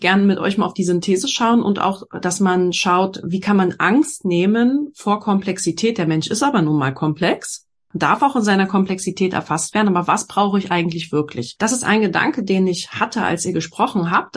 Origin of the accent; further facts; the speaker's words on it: Berlin, Germany; ich komme ja aus Berlin